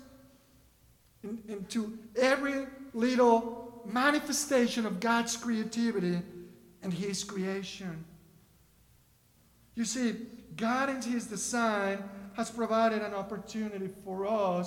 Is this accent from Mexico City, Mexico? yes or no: yes; Mexico City, Mexico; first language Spanish; English is a second language; now in Kentucky, United States; Growing up in Mexico City